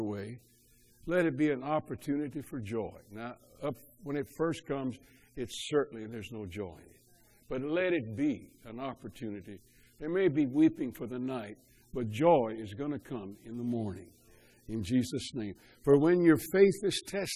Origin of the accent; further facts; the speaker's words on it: Cajun, Louisiana, United States; I'm a Cajun